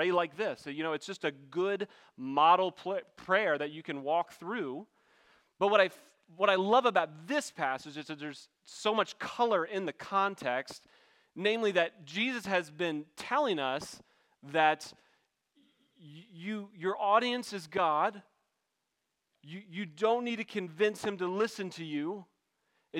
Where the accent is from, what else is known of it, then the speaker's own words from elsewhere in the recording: backwoods Maryland, United States; I'm from Backwoods, Maryland